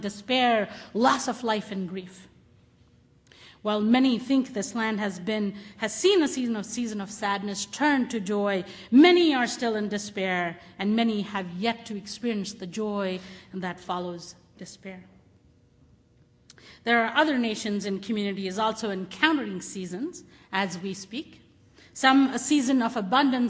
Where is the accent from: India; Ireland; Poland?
India; moved away; I grew up in India